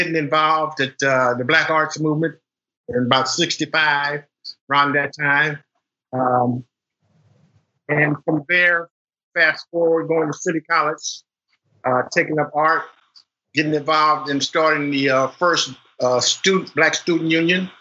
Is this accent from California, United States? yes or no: yes; San Francisco, California, United States; I came to California in 1951 when I was about 7 years old. So that tells you I'm about 77 years old at this time in day. And growing up in San Francisco